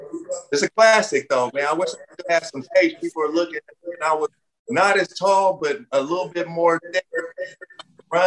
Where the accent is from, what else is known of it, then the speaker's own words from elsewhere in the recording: Inglewood, California, United States; I grew up in Inglewood